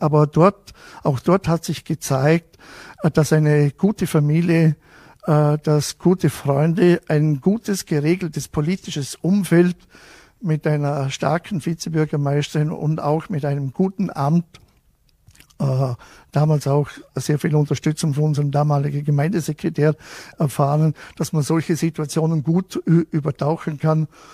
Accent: Wolfurt, Vorarlberg, Austria; bei uns in Wolfert

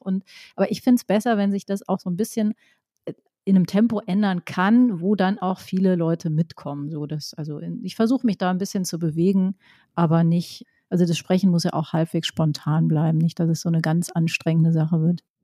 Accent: Rhineland, Germany; ich bin ja auch im Rheinland groß geworden

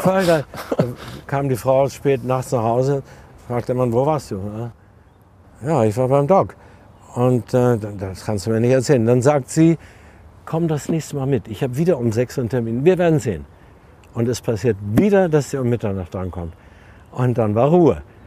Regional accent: East Frisia, Lower Saxony, Germany; also born or lived in Berlin; now in Munich, Germany; Ich bin selten in Ostfriesland und äh, bin dankbar, hatte ich schon gesagt, dass ich dort aufgewachsen bin

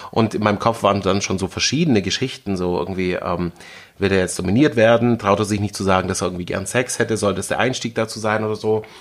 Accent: Berlin, Germany; ähm, ich komme aus Berlin, also es gibt hier nichts, was ich nicht wirklich gesehen habe irgendwie.

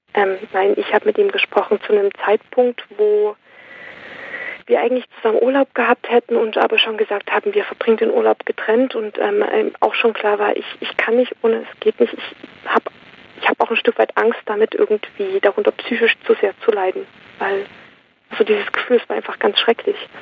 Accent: Saxony, Germany; moved away; also born or lived in Switzerland; ich komme aus, ähm, ich bin in Sachsen geboren

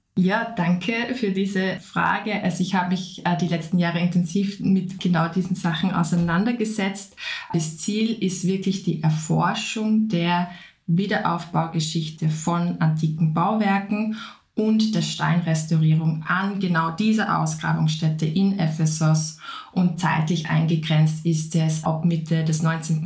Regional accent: Upper Austria, Austria; moved away as an adult; also born or lived in Vienna; Ich komme ursprünglich aus Oberösterreich, habe dann in Wien Konservierung und Restaurierung studiert

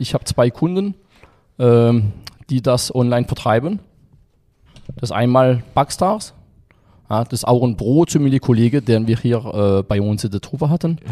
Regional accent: France; German is a second language; now in Germany; weil ich äh, Franzose bin. Ich bin in Deutschland im Außendienst, bin Bäcker

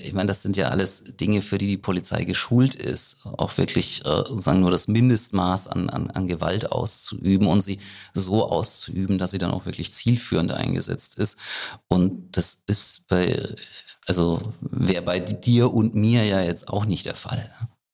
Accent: Rhineland-Palatinate, Germany; bei uns in der Pfalz, in Frankenthal

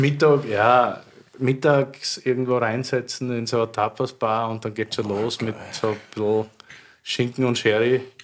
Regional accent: Styria, Austria; Also ich bin aus der Steiermark, aber an der Grenze zum Südburgenland

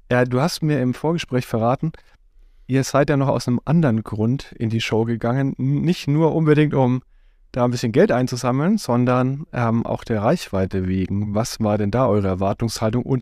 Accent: Düsseldorf, North Rhine-Westphalia, Germany; born or raised there; moved away; also born or lived in United States

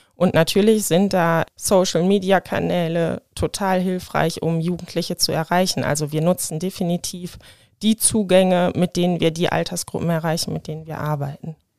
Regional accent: Hahn, Germany; now in Wuppertal, Germany; Ich bin in Hahn geboren.

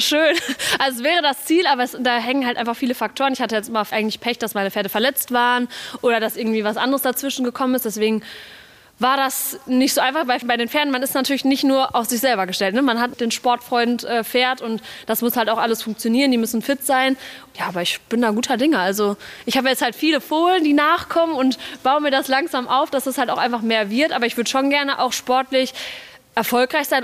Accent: Hagen, North Rhine-Westphalia, Germany; also born or lived in Dortmund; dass ich hier groß geworden ist

